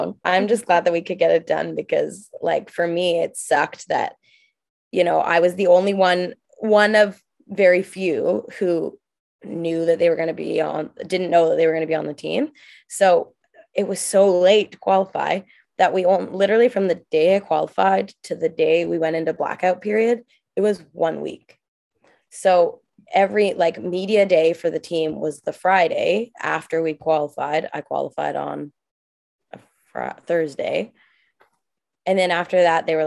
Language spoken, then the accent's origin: English; Victoria, British Columbia, Canada; moved away as an adult; people from my hometown, people from Victoria.